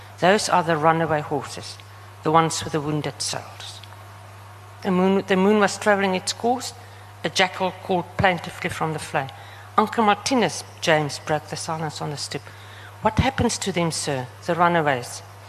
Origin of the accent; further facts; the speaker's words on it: Namibia; accent: Namlish; But remember, I speak Namlish, and my accent is also very...